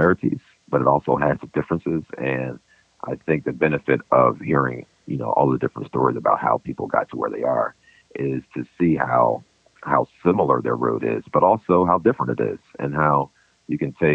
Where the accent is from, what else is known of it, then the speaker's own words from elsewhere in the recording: Philadelphia, Pennsylvania, United States; moved away as an adult; now in Brooklyn, United States; I'm a child of Philadelphia, but I've been here in Brooklyn now for going on maybe 16, 17 years